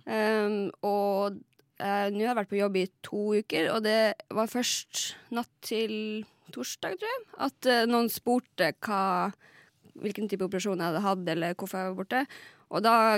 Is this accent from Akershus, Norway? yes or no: no; Lakselv, Finnmark, Norway; jeg er fra Lakselv i Finnmark